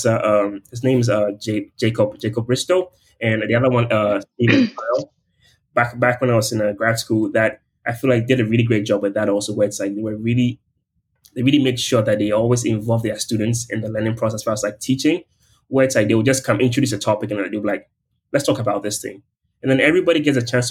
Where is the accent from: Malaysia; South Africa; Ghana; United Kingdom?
Ghana; moved away as an adult; my identity as a Ghanaian and also like being from like a post-colonial state